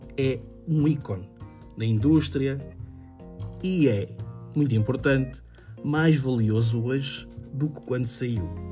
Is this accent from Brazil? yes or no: no; Vila Nova de Gaia, Norte, Portugal; sou de Vila Nova de Gaia